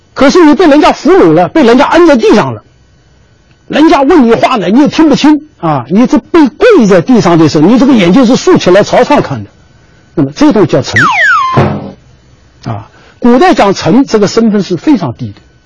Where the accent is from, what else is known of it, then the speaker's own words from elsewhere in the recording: Beijing, China; accent: Beijing dialect; 我们北京话有一个叫宁，这宁就是表达尊重的